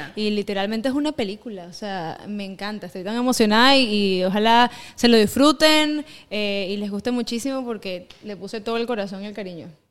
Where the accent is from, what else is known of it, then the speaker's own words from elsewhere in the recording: Venezuela; also born or lived in eastern Venezuela (birthplace) / Caracas; now in United States; yo soy eh, de Venezuela criollita